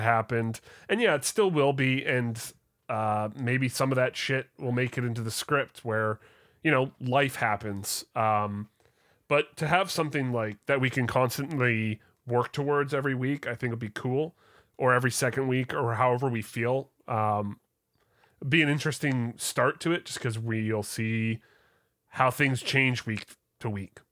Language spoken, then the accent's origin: English; Canada; I'm Canadian